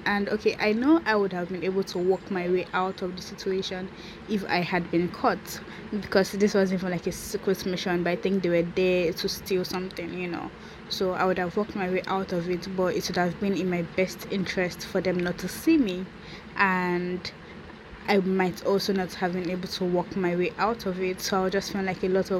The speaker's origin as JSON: {"language": "English", "country": "Nigeria", "said": "So I am from Nigeria, and … is an Igbo name."}